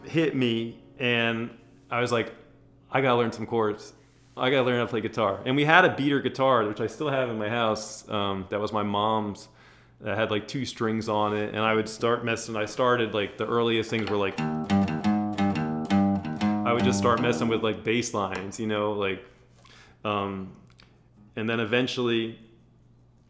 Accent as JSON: {"language": "English", "region": "New Jersey", "country": "United States", "tie": "born or raised there", "moved": "yes", "lives_now": "Los Angeles, United States", "said": "I grew up in Jersey"}